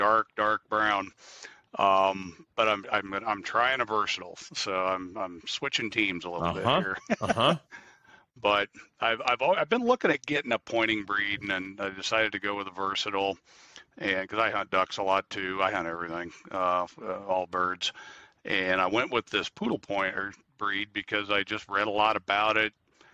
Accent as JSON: {"language": "English", "region": "Midwest", "country": "United States", "tie": "born or raised there", "said": "When I grew up in the Midwest hunting small game, like every kid in the Midwest does."}